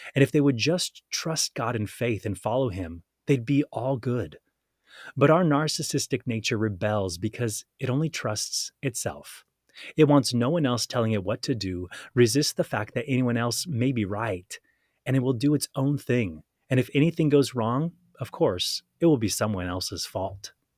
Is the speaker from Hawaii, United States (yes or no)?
yes; Hawaii, United States; also born or lived in San Diego, California; I was born in San Diego, California, and we moved to Hawaii when I was five years old